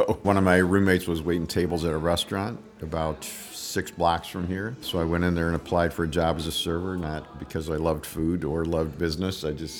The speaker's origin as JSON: {"language": "English", "town": "Chicago", "region": "Illinois", "country": "United States", "moved": "as an adult", "said": "So, I came here from Chicago."}